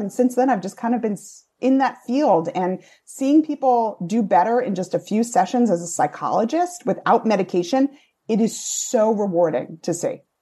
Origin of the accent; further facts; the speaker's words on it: Rhode Island, United States; accent: Rhode Island; moved away as an adult; now in New York, United States; Newport has a very different connotation to me having been from Rhode Island. That's where I hung out sometimes in high school